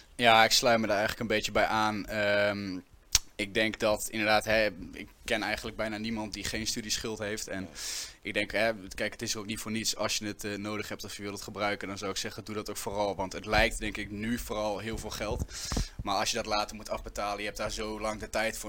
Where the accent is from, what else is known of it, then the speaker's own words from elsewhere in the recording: Winterswijk, Gelderland, Netherlands; moved away as an adult; now in Nijmegen, Netherlands; Ik kom oorspronkelijk uit, uh, uit Winterswijk. Ik woon nu 2,5 jaar in Nijmegen